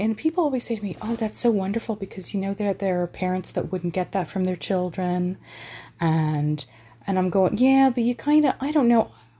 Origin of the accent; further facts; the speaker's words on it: Texas, United States; now in Ireland; I'm not from here. I'm from Texas, but this has always been home.